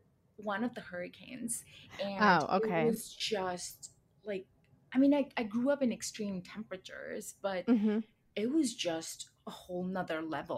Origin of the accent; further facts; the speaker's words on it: Ludhiana, Punjab, India; first language Hindi; English is a second language; moved away as an adult; now in South San Francisco, United States; And I come from a city, an industrial town in Punjab called Ludhiana. Okay. And yeah, that's where I was born and raised. And now I'm here.